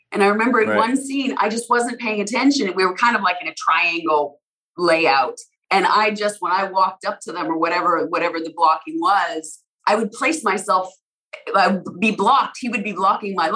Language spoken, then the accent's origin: English; Alberta, Canada; now in United States; I'm American now too, but I grew up in Canada, in Alberta